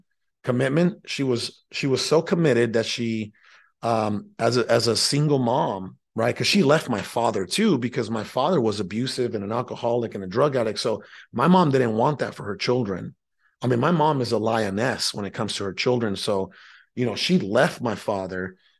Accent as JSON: {"language": "English", "country": "Mexico", "tie": "born there", "said": "I was born in Mexico, which is south of the United States of America. It's a country located south of the U.S."}